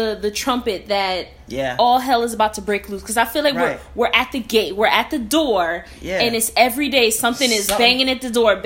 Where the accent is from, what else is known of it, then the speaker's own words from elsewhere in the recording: United States; as an American